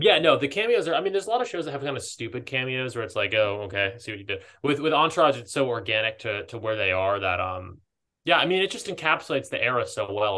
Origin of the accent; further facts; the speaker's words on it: East Coast, United States; moved away as an adult; now in Southern California, United States; I grew up on the East Coast, but I've been here like five years